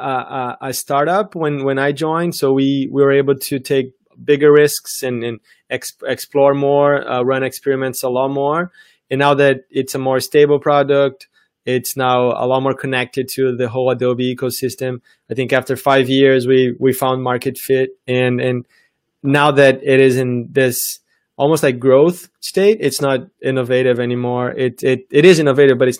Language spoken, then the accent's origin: English; Brazil; moved away as an adult; I'm from Brazil originally. And before that, I did high school in Brazil.